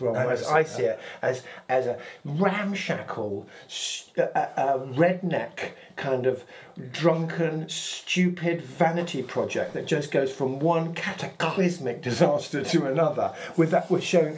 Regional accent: Gloucestershire, South West England, United Kingdom; I was brought up in Gloucestershire

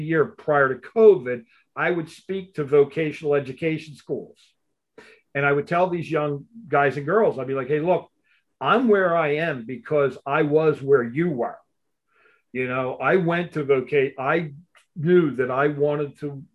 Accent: Missouri, United States; I'm from Missouri

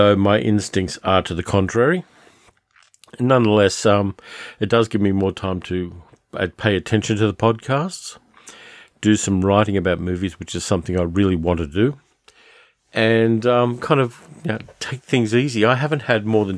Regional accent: Sydney, New South Wales, Australia; now in Melbourne, Australia; I grew up in Sydney, which is subtropical, and I moved to Melbourne

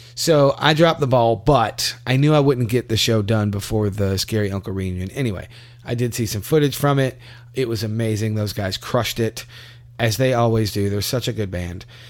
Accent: Louisville, Kentucky, United States; moved away as an adult; now in Tampa, United States; I'm from Louisville

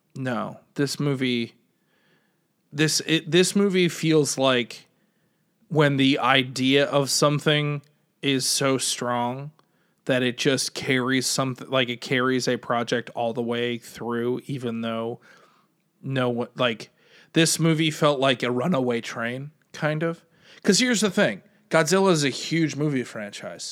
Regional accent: United States; as an American

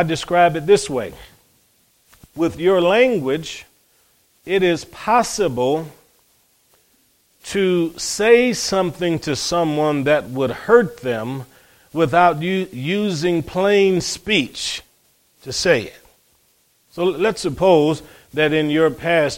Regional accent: Cleveland, Ohio, United States; growing up in Cleveland, Ohio, my brothers

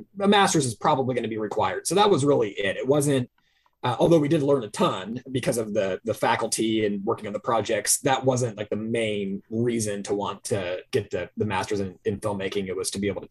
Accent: Richland, Washington, United States; I grew up in the Tri-Cities in Richland.

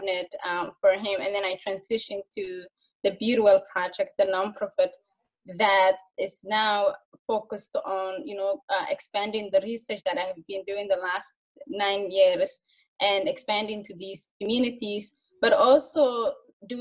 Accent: Mogadishu, Banaadir, Somalia; moved away as an adult; now in Minnesota, United States; when I was young, growing up in Somalia, Mogadishu

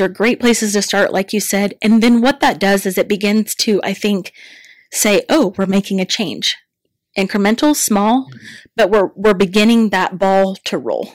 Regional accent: Sterling, Kansas, United States; now in Larned, United States; I grew up in Sterling, Kansas

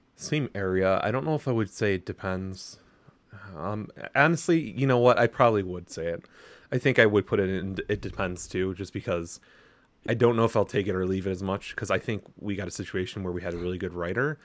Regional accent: United States; as an American

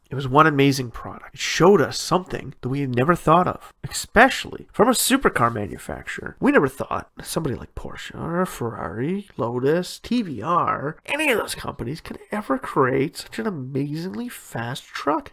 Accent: Ontario, Canada; born or raised there

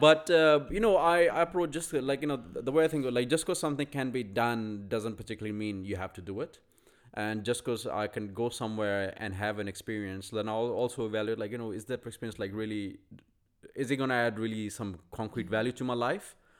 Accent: India; this is me being Indian

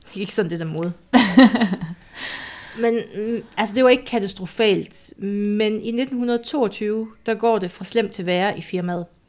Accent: Jutland, Denmark; i Jylland siger vi en er nok

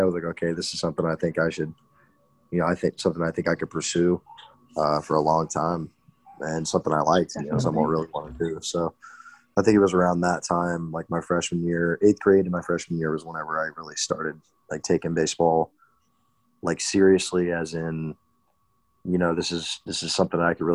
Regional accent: Houston, Texas, United States; I grew up in Houston, went to high school down there.

